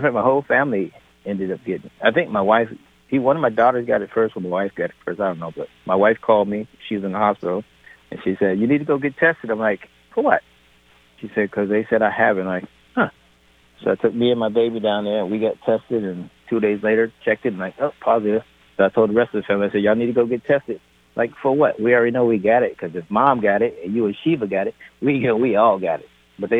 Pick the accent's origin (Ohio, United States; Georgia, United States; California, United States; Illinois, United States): Ohio, United States; moved away; First, I was in Ohio. I'm here from Ohio. And then I came here and I trained out of Hillman City Gym.